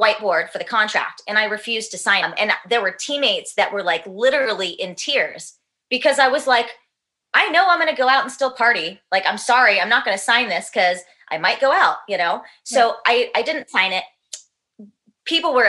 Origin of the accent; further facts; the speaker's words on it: India; I'm Indian and you use your hands.